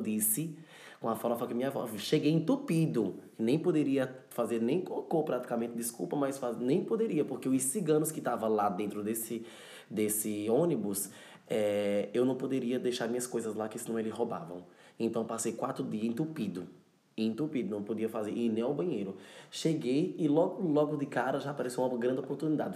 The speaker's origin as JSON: {"language": "Portuguese", "town": "Cabrobó", "region": "Pernambuco", "country": "Brazil", "tie": "born or raised there", "also_born_or_lived": "São Paulo, Brazil", "accent": "nordestino", "moved": "yes", "lives_now": "Lisbon, Portugal"}